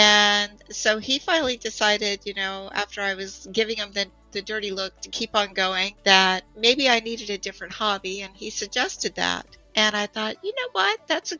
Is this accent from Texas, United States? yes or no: no; Montana, United States; also born or lived in Florida; And I'm originally from the Big Sky Country. So I'm originally from Montana.